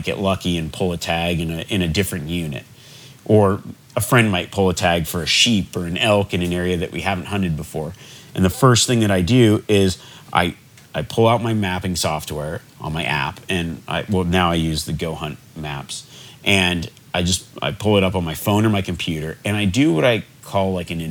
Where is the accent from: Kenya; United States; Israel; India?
United States; Nevada; growing up in Nevada